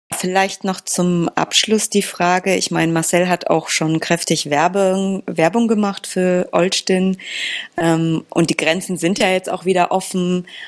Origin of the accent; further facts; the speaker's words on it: Poland; Polen, meinem Heimatland.